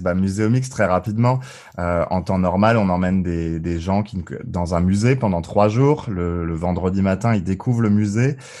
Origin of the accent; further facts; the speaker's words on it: Colmar, Grand Est, France; moved away; also born or lived in Île-de-France; j'ai mis alsacien aussi, parce que je suis né à, à Colmar, entre autres. Et puis euh, mes parents vivent toujours en Alsace du côté de Strasbourg.